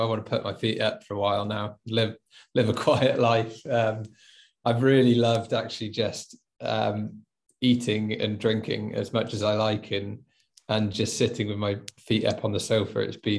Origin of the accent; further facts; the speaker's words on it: Wales, United Kingdom; I'm born and bred in Wales, even though I don't really have much of an accent, and I just love exploring my home country.